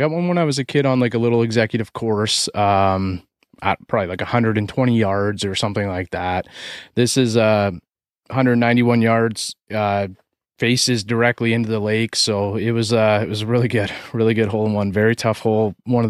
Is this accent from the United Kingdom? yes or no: no; Canada; accent: Canadian; So it's that like American kind of Canadian in me. I have a very Canadian accent